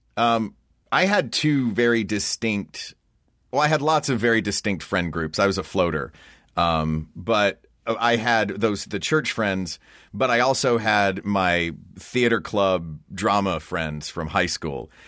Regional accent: Knoxville, Tennessee, United States; I was born and raised in Knoxville, Tennessee

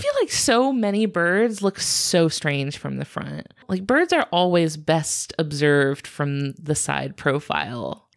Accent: United States; I am American

